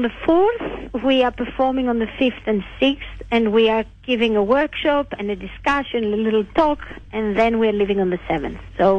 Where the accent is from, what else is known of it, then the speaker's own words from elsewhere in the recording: Greece; English is a second language; I'm Greek.